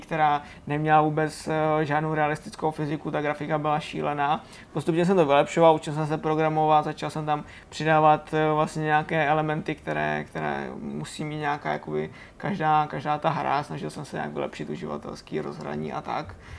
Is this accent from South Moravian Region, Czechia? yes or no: no; Hořice, Hradec Králové Region, Czechia; našeho závodu, který se, který se jezdí u nás v Hořicích